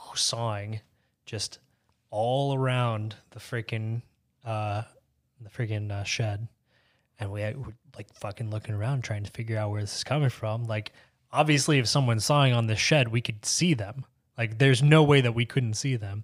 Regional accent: Bradford, Pennsylvania, United States; moved away; It's a little town called Bradford, Pennsylvania

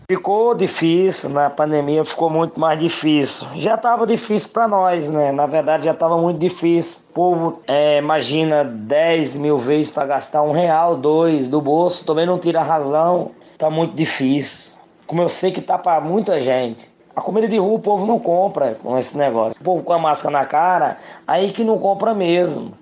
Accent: Paraíba, Brazil; now in São Paulo, Brazil; eu sou do estado da Paraíba, resido aqui em São Paulo

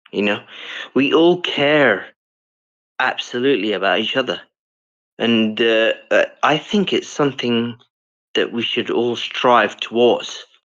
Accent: South Africa; accent: British; moved away; also born or lived in United Kingdom; I was raised in South Africa

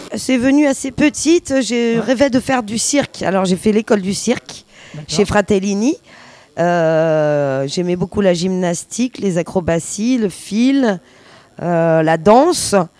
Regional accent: Paris, Île-de-France, France; je suis née à Paris, donc je suis un, rat des villes

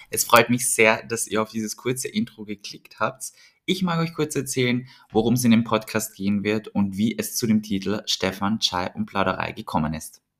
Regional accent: Vienna, Austria; Ich bin in Wien aufgewachsen und geboren. Äh, auf, geboren und aufgewachsen.

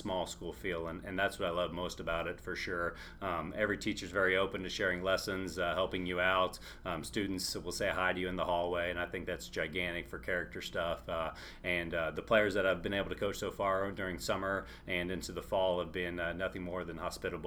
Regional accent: Southern Boone, Missouri, United States; moved away as an adult; also born or lived in New Bloomfield, Missouri; now in Troy, Missouri, United States; I'm from mid-Missouri. Actually, I grew up in Southern Boone, which was right by Jeff City, Columbia there. Grew up there my whole life

